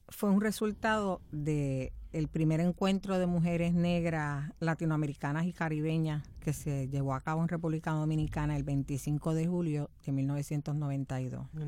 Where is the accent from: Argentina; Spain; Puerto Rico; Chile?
Puerto Rico; somos puertorriqueñas primero y negras después. O puertorriqueñas y blancas, o puertorriqueñas y lo que sea.